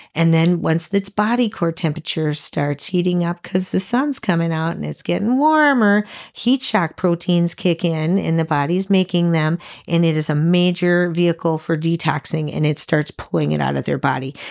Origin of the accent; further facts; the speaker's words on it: Sheboygan, Wisconsin, United States; we're from Sheboygan, Wisconsin